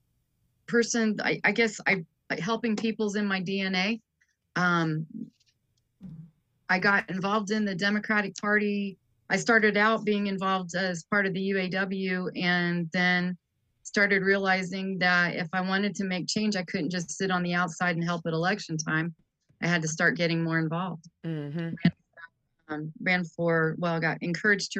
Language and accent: English; Kokomo, Indiana, United States; I lived in Kokomo. I'm from Kokomo, Indiana.